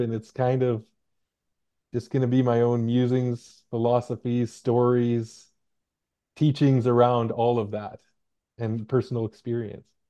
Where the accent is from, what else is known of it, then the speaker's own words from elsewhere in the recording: Hartley Bay, British Columbia, Canada; now in Victoria, Canada; I come from a small community called Hartley Bay